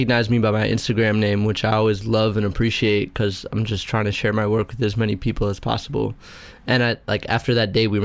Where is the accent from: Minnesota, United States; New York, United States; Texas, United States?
New York, United States; New York City; born and raised on the Upper West Side of Manhattan